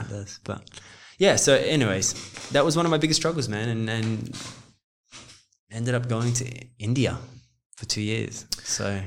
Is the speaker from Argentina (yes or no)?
no; Australia; moved away; also born or lived in Los Angeles, United States / New York, United States; I'm Australian but South African